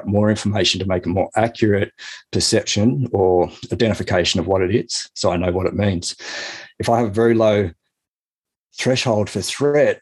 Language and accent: English; Lower Blue Mountains, outside Sydney, New South Wales, Australia; I grew up outside Sydney in New South Wales, sort of in the Lower Blue Mountains